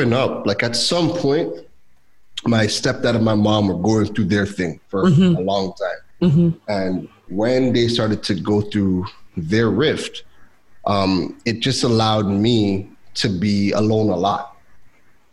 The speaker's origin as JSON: {"language": "English", "town": "Toronto", "region": "Ontario", "country": "Canada", "tie": "born or raised there", "also_born_or_lived": "Trinidad", "moved": "as an adult", "said": "I was born in Trinidad, left at 2 weeks old. We moved to Toronto, and I lived in Toronto for 29 years."}